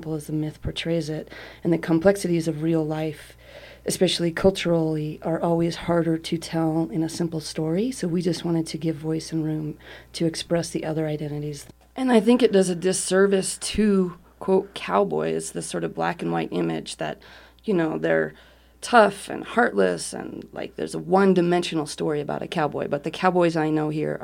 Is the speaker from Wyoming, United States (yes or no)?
yes; Wyoming, United States; growing up in Wyoming, and I'm a third generation Wyomingite